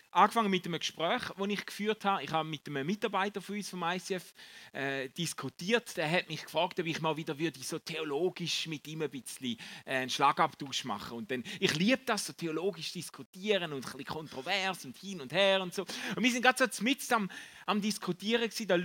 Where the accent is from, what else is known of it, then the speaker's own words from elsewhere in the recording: Eastern Switzerland, Switzerland; ich habe keinen Basler Dialekt. Die schlechte Nachricht ist, ich komme aus der Ostschweiz, gell?